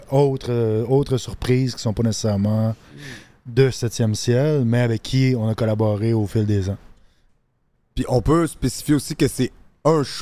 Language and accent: French; Quebec, Canada; j'ai grandi en Abitibi. Je suis parti deux ans vivre avec mon père en Ontario, à Thunder Bay.